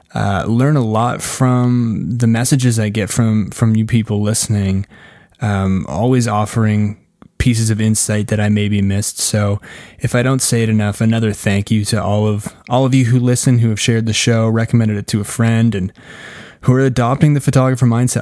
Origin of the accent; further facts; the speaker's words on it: Canada; I'm Canadian.